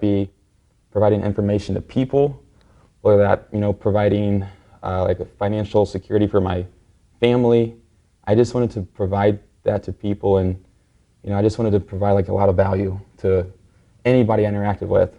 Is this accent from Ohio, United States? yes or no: yes; Cincinnati, Ohio, United States; moved away as an adult; now in Miami, United States; I um, currently live in Miami, but I was, I was born and raised in Cincinnati, Ohio